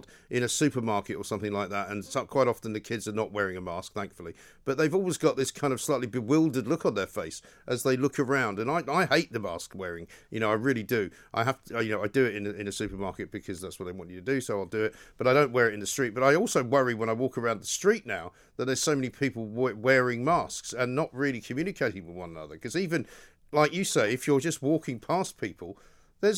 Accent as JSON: {"language": "English", "country": "United Kingdom", "also_born_or_lived": "London", "said": "being British"}